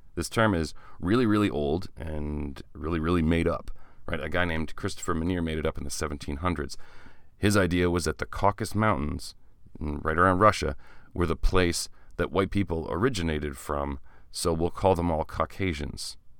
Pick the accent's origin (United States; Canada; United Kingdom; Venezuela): Canada; small town Ontario; I am Canadian who has taken, uh, French in school all the way from grade four until grade thirteen, back when there was a grade thirteen